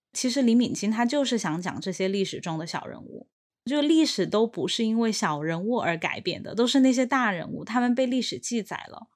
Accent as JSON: {"language": "Chinese", "country": "China", "tie": "born or raised there", "also_born_or_lived": "Australia / United Kingdom", "moved": "as an adult", "said": "我们本来就是在中国出生长大"}